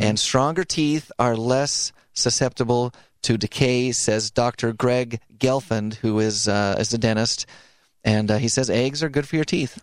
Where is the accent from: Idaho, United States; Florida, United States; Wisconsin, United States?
Idaho, United States; I grew up in Idaho